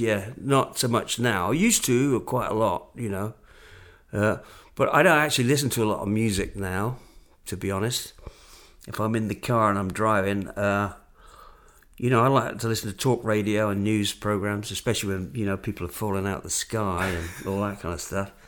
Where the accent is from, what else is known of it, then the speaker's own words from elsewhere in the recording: England, United Kingdom; moved away; where you from?" And I went, "England."